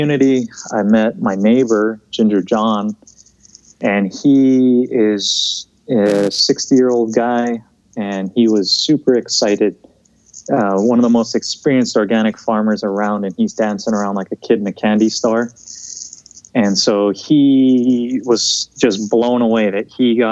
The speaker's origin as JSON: {"language": "English", "region": "Big Island of Hawaii", "country": "United States", "tie": "born or raised there", "also_born_or_lived": "Montana", "said": "I grew up here on the Big Island of Hawaii."}